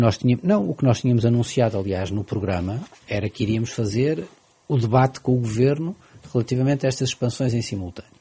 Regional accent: Portugal; como português

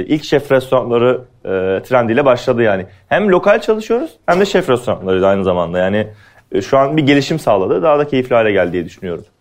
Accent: Antalya, Turkey; moved away as an adult; also born or lived in Afyonkarahisar; now in Istanbul, Turkey; ben Antalyalıyım. Antalya Turizm Otelcilik Lisesi mezunuyum.

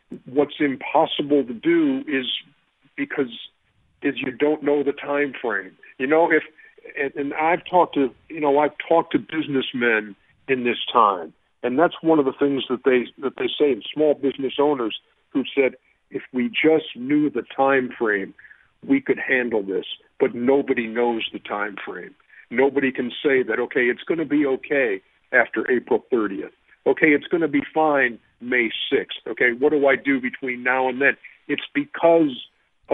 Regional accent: Milwaukee, Wisconsin, United States; moved away; I'm born and raised in Milwaukee

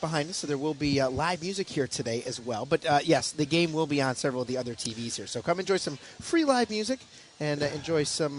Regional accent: Fairport, New York, United States; Brian, I grew up in Rochester in the lovely burg of Fairport down there

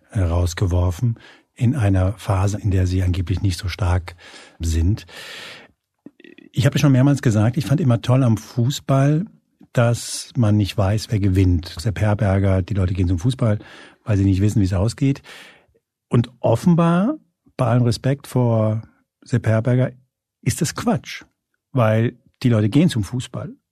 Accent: Hesse, Germany; Ich bin in der Nähe von Frankfurt aufgewachsen und war als kleiner junger Eintracht Frankfurt-Fan.

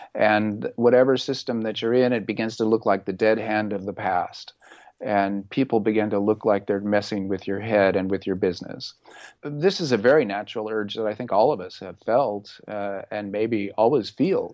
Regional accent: Orange County, California, United States; I grew up in Orange County, and really my salvation as a teenager was my love of body surfing

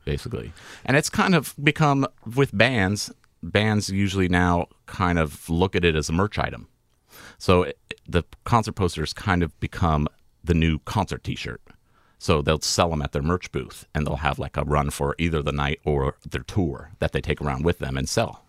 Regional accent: California, United States; moved away; I grew up in California going to Tahoe and was outside all the time

